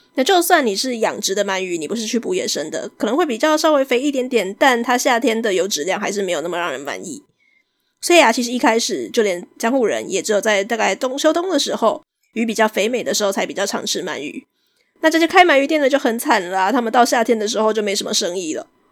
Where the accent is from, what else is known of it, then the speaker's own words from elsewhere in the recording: Taiwan; 我们台湾人现在中秋节一定要吃烤肉